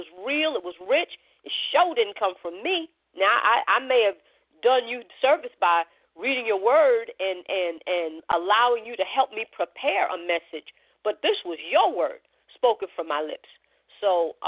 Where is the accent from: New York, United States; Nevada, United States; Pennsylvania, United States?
New York, United States; we're from New York